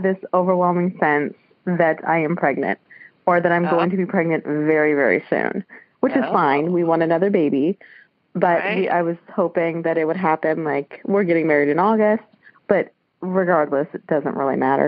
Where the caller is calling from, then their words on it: Columbus, Ohio, United States; I'm calling from Columbus, Ohio